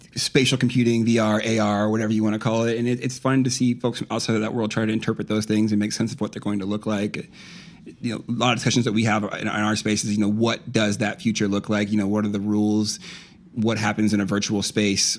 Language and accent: English; Iowa, United States; I grew up in Iowa